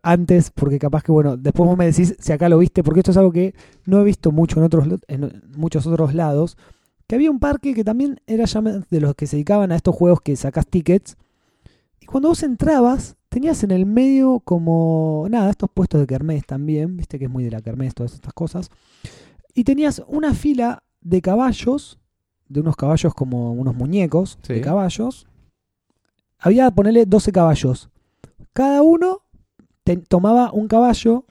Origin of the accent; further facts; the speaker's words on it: San Clemente del Tuyú, Buenos Aires Province, Argentina; mi ciudad natal de San Clemente